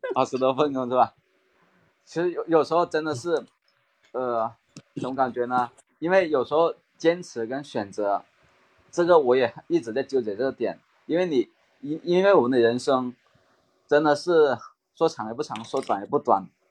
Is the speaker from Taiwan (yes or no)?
no; Maoming, Guangdong, China; accent: Guangdong; 其实我也是来自广东的嘛，广东茂名这边